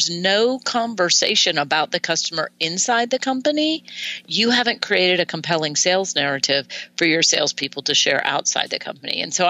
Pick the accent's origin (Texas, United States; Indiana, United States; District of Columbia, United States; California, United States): District of Columbia, United States; Washington; I grew up in Washington, D.C., right outside Washington, D.C.